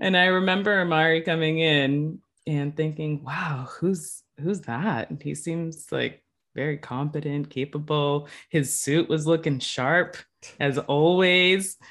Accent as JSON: {"language": "English", "town": "New Bedford", "region": "Massachusetts", "country": "United States", "tie": "born or raised there", "also_born_or_lived": "Puerto Rico", "moved": "as an adult", "lives_now": "Boston, United States", "said": "I was gonna go back home to New Bedford and, um, work at a startup nonprofit that was helping young people. And so I went back to my hometown"}